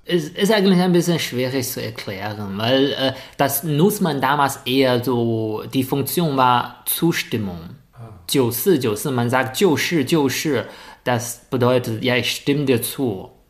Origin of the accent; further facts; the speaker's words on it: a village near Shijiazhuang, Hebei, China; German is a second language; moved away as an adult; now in Germany; weil ich von einem Dorfkind zu einem Stadtkind geworden bin